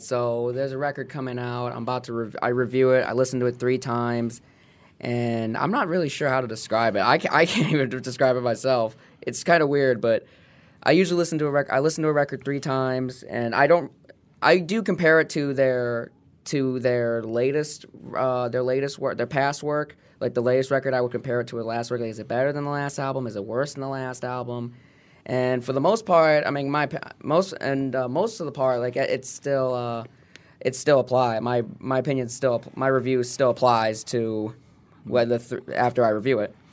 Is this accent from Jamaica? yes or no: no; Royal Oak, Michigan, United States; also born or lived in Wixom, Michigan / Livonia, Michigan; I was born in Royal Oak